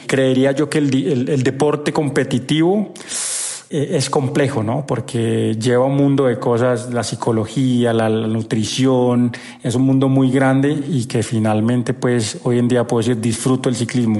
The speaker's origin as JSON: {"language": "Spanish", "town": "Paipa", "region": "Boyacá", "country": "Colombia", "moved": "as an adult", "lives_now": "Antioquia, Colombia", "said": "Yo vivo en Antioquia, pero soy de Paipa, Boyacá. Llevo viviendo en Antioquia 18 años"}